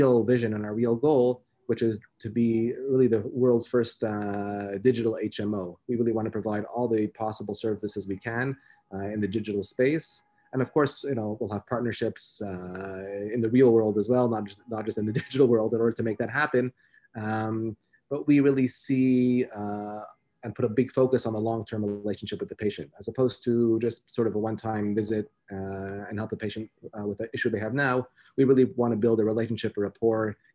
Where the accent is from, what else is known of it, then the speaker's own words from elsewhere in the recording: Montreal, Quebec, Canada; I'm born and raised in Montreal in Canada.